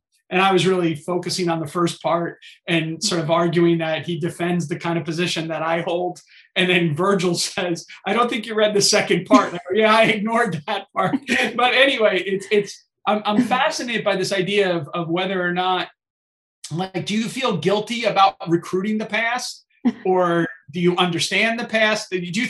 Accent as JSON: {"language": "English", "region": "New Jersey", "country": "United States", "said": "because you're from New Jersey, and I'm from New Jersey"}